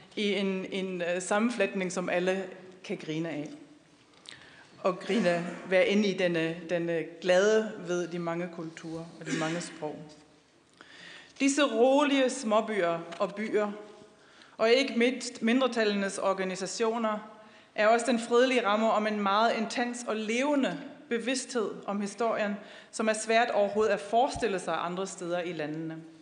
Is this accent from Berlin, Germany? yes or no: no; Wuppertal, North Rhine-Westphalia, Germany; Danish is a second language; moved away; also born or lived in Aarhus; Jeg kommer jo fra Wuppertal og boede dengang i Aarhus